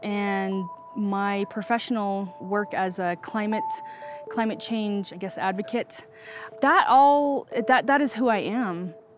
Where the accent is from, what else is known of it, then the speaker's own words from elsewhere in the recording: United States; I am from the Diné Navajo Nation, and I grew up with my grandparents on the dirt floor of a hogan. I grew up riding horses, herding sheep, and raising corn and squash.